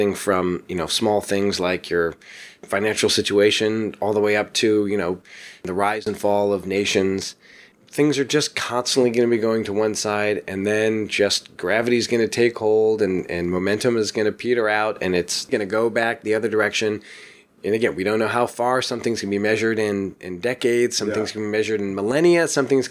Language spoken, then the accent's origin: English; Atlanta, Georgia, United States; moved away as an adult; also born or lived in Chicago / Northeast US / Los Angeles / New York; now in Ashland, United States; I grew up in Atlanta, Georgia.